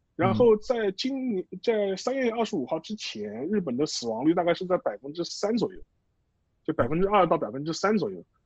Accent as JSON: {"language": "Chinese", "country": "China", "said": "我们中国人"}